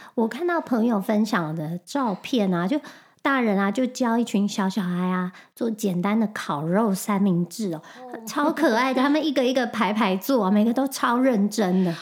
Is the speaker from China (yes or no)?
no; Taiwan; moved away as an adult; also born or lived in Singapore; now in United States; 我是台湾人